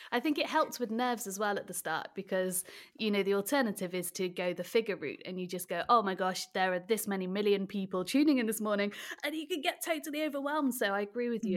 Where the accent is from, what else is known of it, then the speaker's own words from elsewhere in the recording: Wales, United Kingdom; So that's the fact that I am Welsh